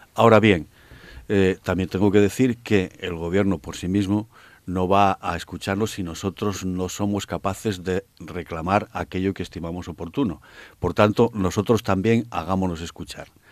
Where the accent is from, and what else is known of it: Asturias, Spain